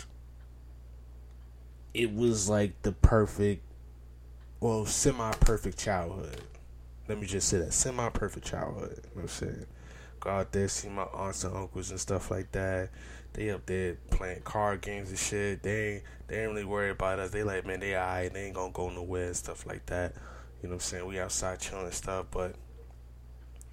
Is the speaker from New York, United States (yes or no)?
yes; New York City, New York, United States; growing up in Brooklyn